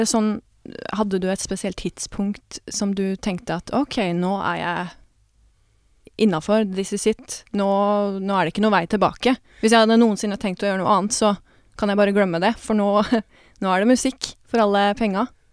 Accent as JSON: {"language": "Norwegian", "town": "Porsgrunn", "region": "Telemark", "country": "Norway", "moved": "yes", "lives_now": "Oslo, Norway"}